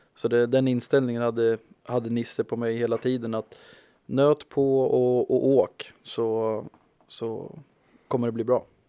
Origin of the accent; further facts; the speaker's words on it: Malmköping, Södermanland, Sweden; moved away; also born or lived in Stockholm; jag är från Manköping ifrån början